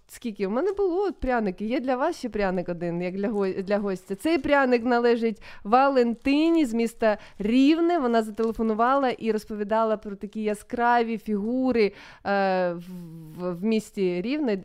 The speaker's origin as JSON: {"language": "Ukrainian", "town": "Sloviansk", "region": "Donetsk Oblast", "country": "Ukraine", "said": "я зі Слов'янська"}